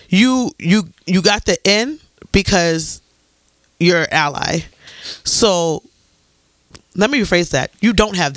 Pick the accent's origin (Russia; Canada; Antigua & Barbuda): Antigua & Barbuda; I'm from Antigua. For anybody who doesn't know, I'm fully Antiguan